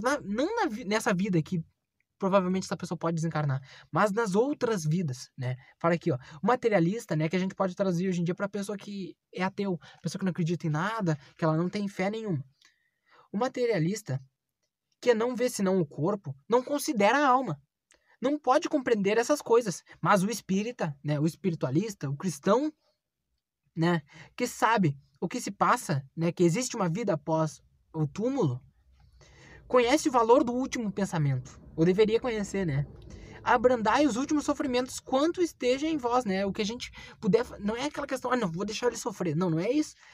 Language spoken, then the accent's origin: Portuguese; Bagé, Rio Grande do Sul, Brazil; moved away as an adult; estou aqui em Bagé, vim visitar minha terra natal